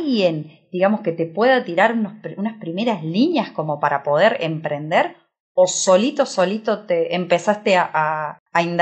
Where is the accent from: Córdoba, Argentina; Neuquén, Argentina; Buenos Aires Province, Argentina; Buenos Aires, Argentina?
Córdoba, Argentina; yo siempre digo, no solo que soy abogado, sino cordobés, sino emprendedor.